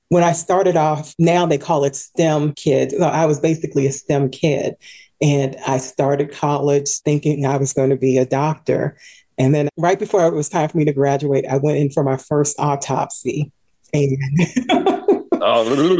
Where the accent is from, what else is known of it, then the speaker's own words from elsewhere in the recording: Washington, District of Columbia, United States; In the Washington, D.C. area. Born and raised here